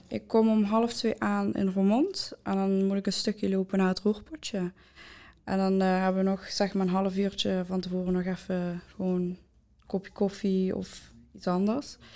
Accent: Maastricht, Limburg, Netherlands; ik ben 19 jaar en ik kom van Maastricht

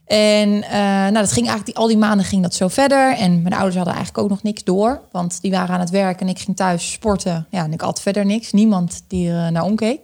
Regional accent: Groningen, Netherlands; ik ben eh, opgegroeid in Groningen. Dus ik ben een echt Groningse

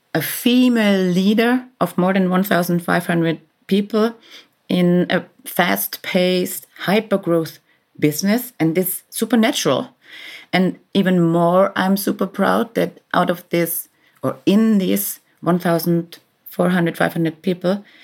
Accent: Vienna, Austria; moved away as an adult; now in Berlin, Germany; I was born in Vienna forty-six years ago.

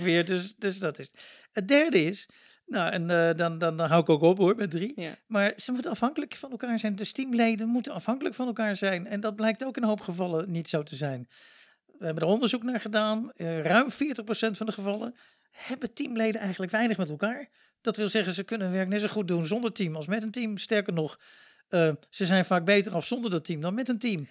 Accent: Luxembourg; now in Netherlands; Ik kom zelf uit Luxemburg

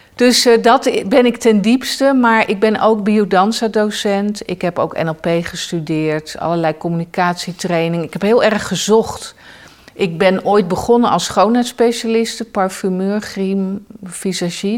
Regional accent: The Hague, South Holland, Netherlands; moved away; Ik ben eh, geboren in Den Haag.

